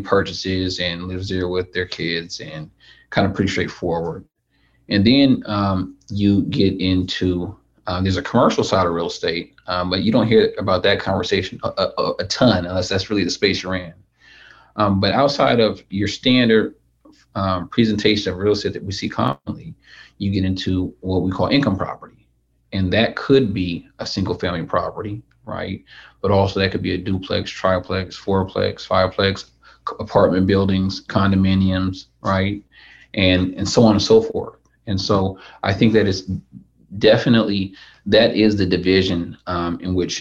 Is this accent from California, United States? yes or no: yes; Sacramento, California, United States; I originally from Sacramento